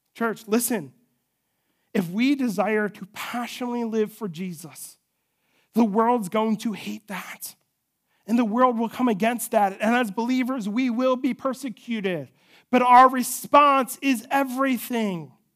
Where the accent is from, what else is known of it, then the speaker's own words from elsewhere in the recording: United States; we as American citizens